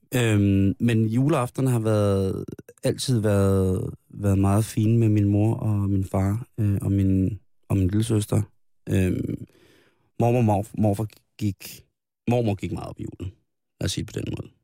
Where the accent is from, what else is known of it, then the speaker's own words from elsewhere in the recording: Denmark; Den 24. holdt vi jul i Ibskoven, det er mit barndomshjem